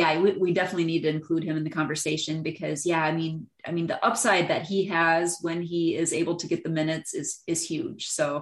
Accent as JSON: {"language": "English", "region": "Minnesota", "country": "United States", "tie": "born or raised there", "said": "I grew up in Minnesota"}